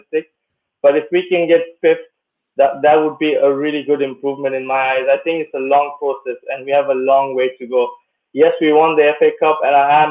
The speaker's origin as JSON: {"language": "English", "country": "Kenya", "tie": "born or raised there", "moved": "yes", "lives_now": "Luxembourg", "said": "I actually grew up in Kenya"}